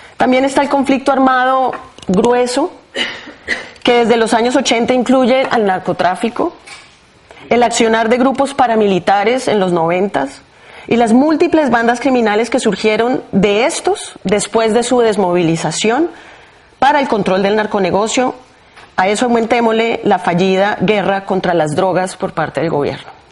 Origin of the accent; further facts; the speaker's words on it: Bogotá, Colombia; Nací en Bogotá, en una familia de abuelos campesinos que llegan a la capital huyendo de la violencia de los años 40